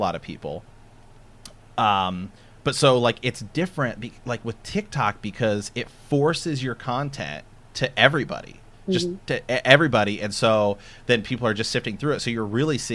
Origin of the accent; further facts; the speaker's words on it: Ohio, United States; We're from Ohio